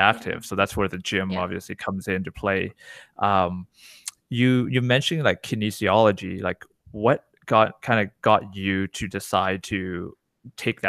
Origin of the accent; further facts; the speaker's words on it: Canada; I'm Canadian, right? I was born here